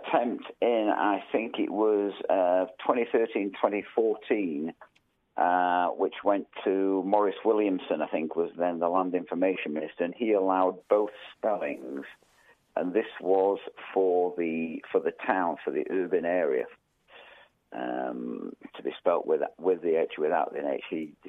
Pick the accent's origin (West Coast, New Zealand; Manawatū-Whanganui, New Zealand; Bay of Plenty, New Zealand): Manawatū-Whanganui, New Zealand; Whanganui; born there; Basically, I was born in Whanganui, as in Wanganui, and I will die in Whanganui, and that's what it's always been.